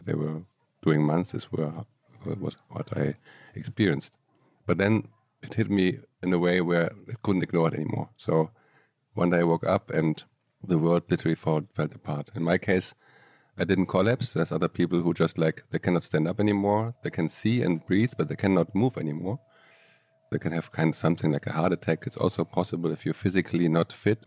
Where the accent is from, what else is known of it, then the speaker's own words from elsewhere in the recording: Aachen, North Rhine-Westphalia, Germany; moved away as an adult; now in Barcelona, Spain; I grew up in Germany, in Aachen, little town